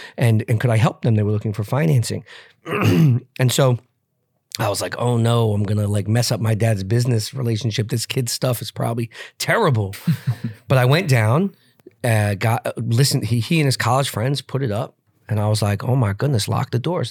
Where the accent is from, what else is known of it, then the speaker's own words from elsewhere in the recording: New York, United States; I grew up in New York, but spent my summers, uh, with my cousins in Montana and Utah